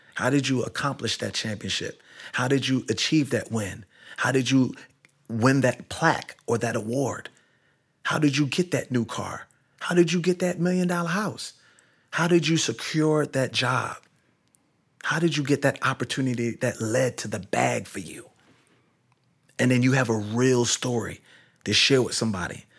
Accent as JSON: {"language": "English", "town": "Kingston", "country": "Jamaica", "moved": "yes", "said": "I'm originally from Kingston, Jamaica, in Barbican Row"}